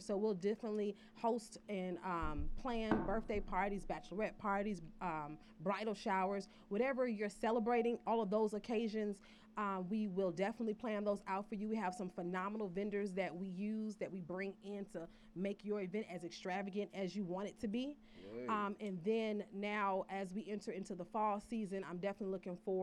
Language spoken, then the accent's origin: English; Atlanta, Georgia, United States; we're from Atlanta